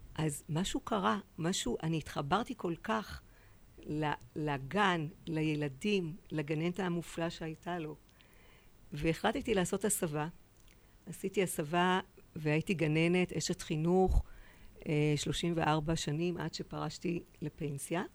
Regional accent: Tel Aviv, Tel Aviv District, Israel; בתל אביב

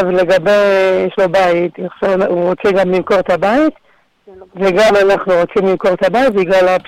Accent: Rishon LeZion, Central District, Israel; now in Beersheba, Israel; אני במקור מראשון.

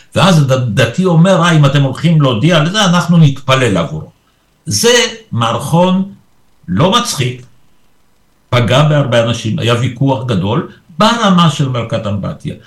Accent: Israel; Hebrew is a second language; also born or lived in Poland; ואני הגעתי ביחד איתם כילד בן שבע, אז זאת הסיבה שאני פה. ופה למדתי עברית, ופה גדלתי

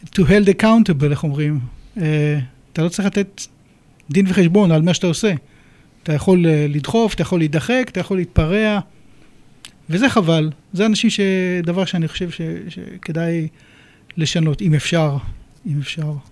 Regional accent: Israel; moved away as an adult; now in United Kingdom; נולדתי כאן, גדלתי כאן, ואת הרישיון שלי עשיתי פה בגיל 17

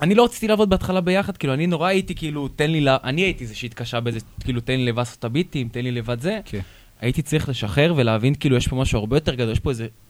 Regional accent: Petah Tikva, Hod HaSharon, Central District, Israel; אני מפתח תקווה, הוד השרון

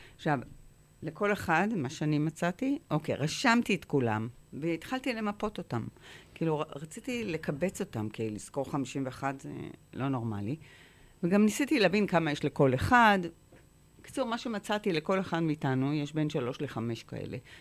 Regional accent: Haifa, Haifa District, Israel; נולדתי בחיפה

